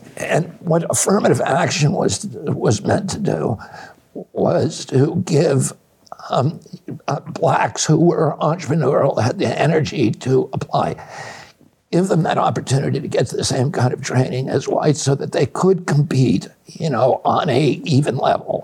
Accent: Virginia, United States; I grew up you know in Virginia when it was illegal for a black man to marry a white woman.

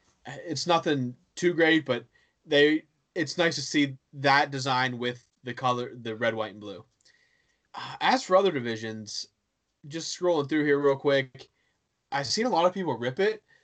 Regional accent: Johnstown, Pennsylvania, United States; I grew up in Johnstown. We used to have the Johnstown Chiefs

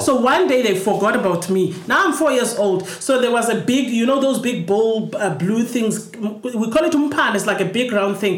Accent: Cape Town, Western Cape, South Africa; When we grew up in Crossroads

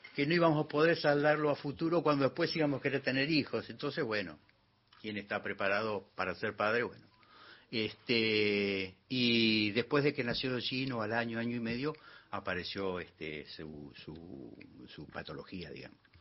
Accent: Neuquén, Argentina; Nacido en Neuquén, Colonia Valentina, sector Chacras.

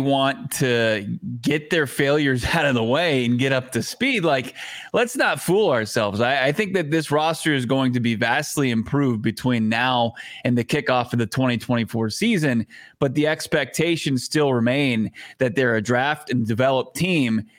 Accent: Virginia, United States; born and raised in Virginia.

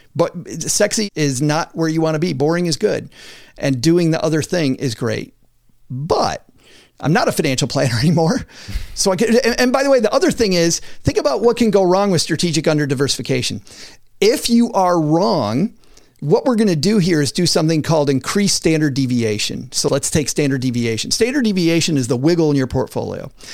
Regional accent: West Michigan, United States; I'm from West Michigan, so everything is agriculture

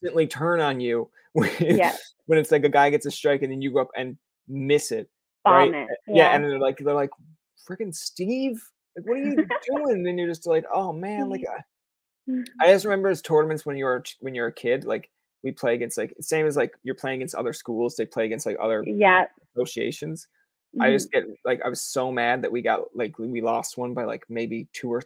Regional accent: Newfoundland and Labrador, Canada

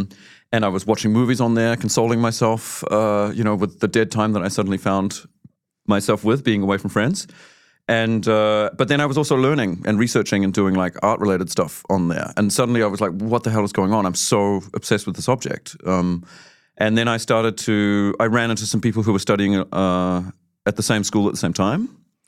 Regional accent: Auckland, New Zealand; moved away as an adult; now in Germany; I grew up in Auckland, but I live in Germany.

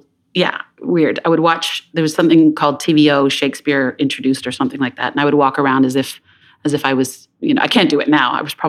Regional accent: London, Ontario, Canada; I grew up in London, Ontario, a small town sort of in southwestern Ontario

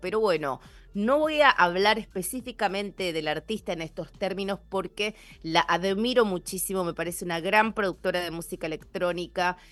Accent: Argentina; moved away as an adult; now in Seattle, United States; como buena argentina

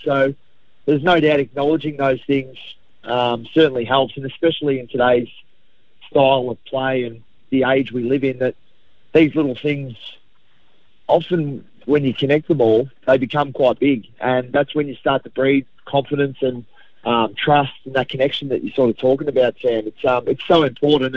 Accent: Melbourne, Victoria, Australia; growing up in Essendon, a Hawthorn supporter

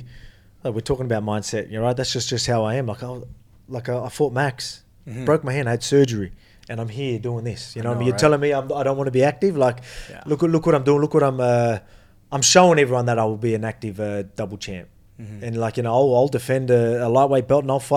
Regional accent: Brazil; moved away as an adult; I grew up in Brazil for like 19 years.

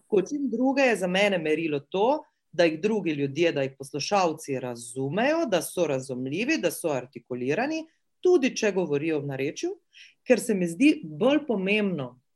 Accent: Slovenia

